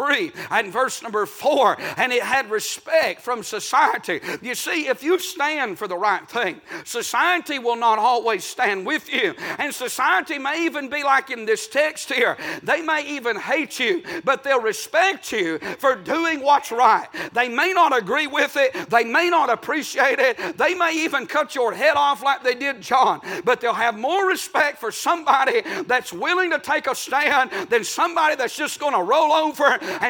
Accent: United States; I'm from Murray County

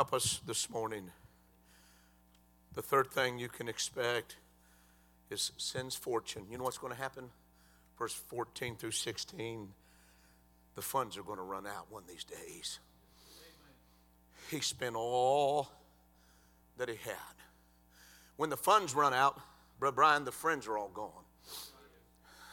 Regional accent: Cleveland, United States; we grew up together in Cleveland

